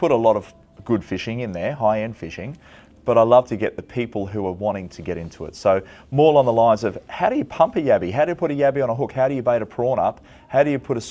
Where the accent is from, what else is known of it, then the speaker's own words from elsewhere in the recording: Gold Coast, Queensland, Australia; also born or lived in Boonah, Queensland; growing up on the Gold Coast